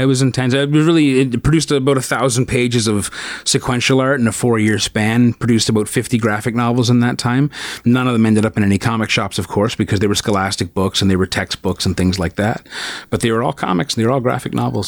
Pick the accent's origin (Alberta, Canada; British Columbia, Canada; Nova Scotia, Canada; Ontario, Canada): Ontario, Canada; St. Catharines; also born or lived in Brampton / Thornhill; I spent most of my formative years growing up in St. Catharines